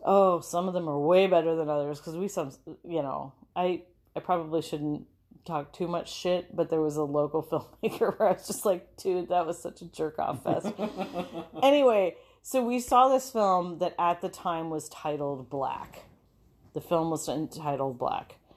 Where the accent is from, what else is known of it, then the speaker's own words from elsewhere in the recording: Minneapolis, Minnesota, United States; we're from Minneapolis